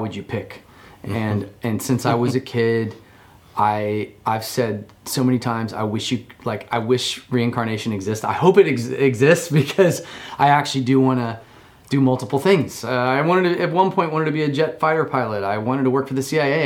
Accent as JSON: {"language": "English", "region": "Oklahoma", "country": "United States", "tie": "born or raised there", "also_born_or_lived": "Colorado", "moved": "yes", "said": "I was born in Oklahoma"}